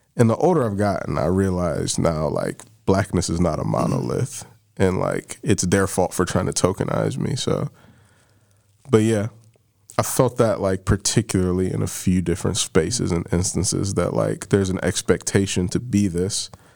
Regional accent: Barberton, Ohio, United States; I'm from Barberton.

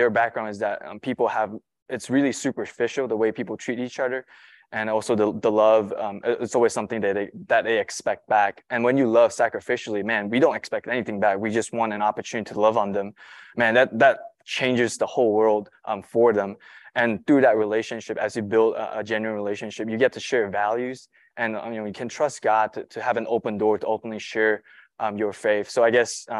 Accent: Malaysia; moved away as an adult; now in United States; I'm not from here. I'm from Malaysia.

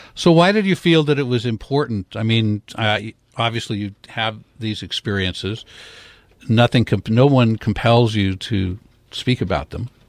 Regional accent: Portland, Oregon, United States; I grew up in Portland

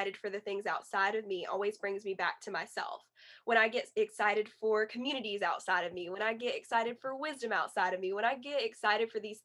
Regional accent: Yadkin County, North Carolina, United States; also born or lived in Wilkesboro, North Carolina / Cullowhee, North Carolina; So then around third grade or second grade, we moved to Yadkin County

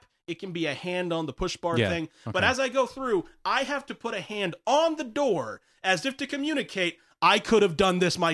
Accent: the South, United States; I'm from the South

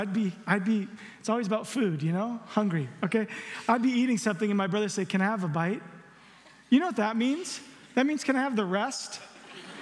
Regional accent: the South, United States; I'm from the South

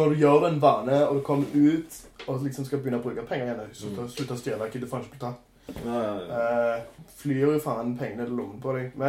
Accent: Norway; also born or lived in Poland; Jeg tror jeg har litt av begge verdener. Jeg er jo polsk

